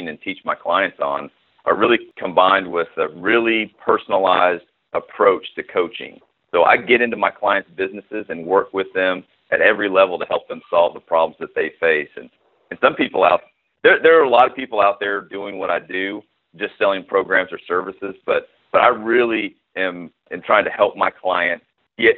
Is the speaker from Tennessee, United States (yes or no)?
yes; Knoxville, Tennessee, United States; my hometown of Knoxville